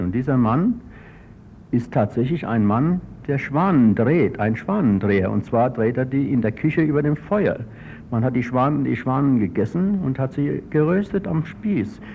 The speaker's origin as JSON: {"language": "German", "town": "Frankfurt", "region": "Hesse", "country": "Germany", "also_born_or_lived": "United States / Switzerland", "accent": "Frankfurt dialect", "moved": "as an adult", "said": "wir sind Frankfurter"}